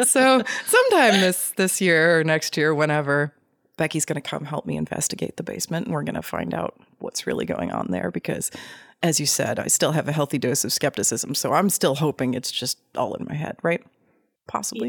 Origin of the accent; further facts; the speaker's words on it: Tulsa, Oklahoma, United States; I grew up in Tulsa, Oklahoma